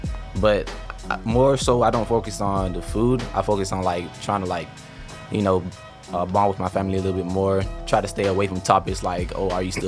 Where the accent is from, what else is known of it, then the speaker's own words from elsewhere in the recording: Miami, Florida, United States; moved away; also born or lived in Honduras; I'm from Miami, Florida, originally from Honduras.